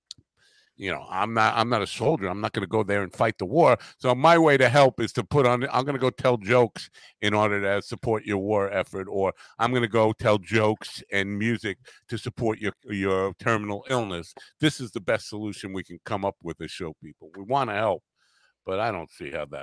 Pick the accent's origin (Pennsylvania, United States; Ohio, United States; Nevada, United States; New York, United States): New York, United States; accent: New York; my New York accent